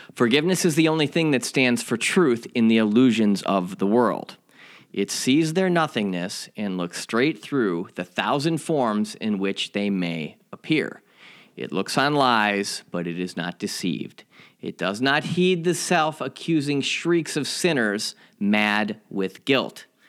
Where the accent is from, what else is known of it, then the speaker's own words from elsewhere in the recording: Chicago, Illinois, United States; my hometown Chicago